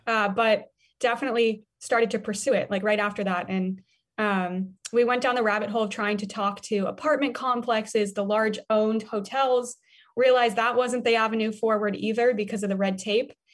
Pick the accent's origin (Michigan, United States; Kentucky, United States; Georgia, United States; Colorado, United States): Colorado, United States; Denver; I grew up in Denver, Colorado, so I was always on a bike.